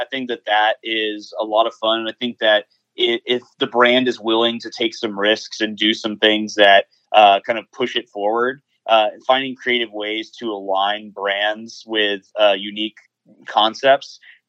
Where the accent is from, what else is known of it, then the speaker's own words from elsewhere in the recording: the South, United States; maybe it's because so many of us were born and raised in the South